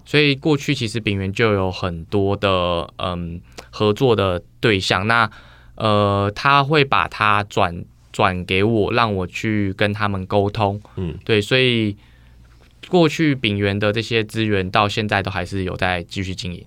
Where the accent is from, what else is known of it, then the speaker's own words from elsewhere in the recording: Taiwan; moved away as an adult; also born or lived in United States; 我那时候刚好疫情状况回来台湾